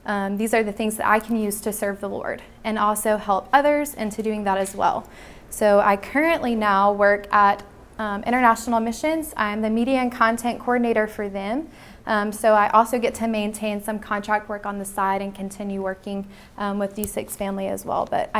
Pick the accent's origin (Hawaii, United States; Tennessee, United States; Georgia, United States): Tennessee, United States; Nashville; I'm from Nashville, Tennessee